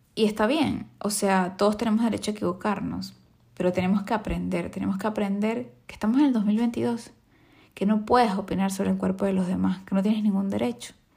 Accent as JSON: {"language": "Spanish", "country": "Venezuela", "said": "yo vengo de Venezuela"}